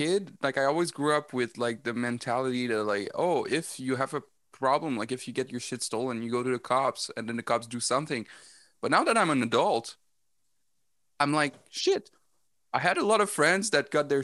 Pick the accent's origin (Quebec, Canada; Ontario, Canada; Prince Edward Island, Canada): Quebec, Canada; Montreal; I'm from Montreal.